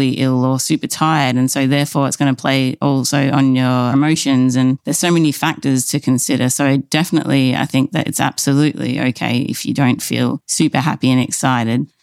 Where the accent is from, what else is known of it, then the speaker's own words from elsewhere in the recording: United Kingdom; now in Berlin, Germany; we come from the British side of things